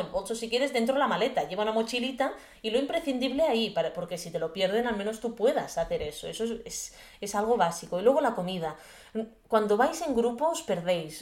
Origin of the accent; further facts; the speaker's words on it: Garraf area, Catalonia, Spain; born or raised there